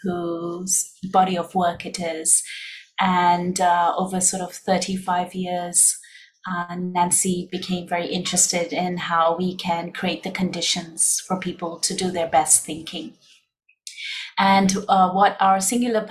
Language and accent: English; Hong Kong; moved away as an adult; also born or lived in India; now in Singapore; we were both born and raised in Hong Kong.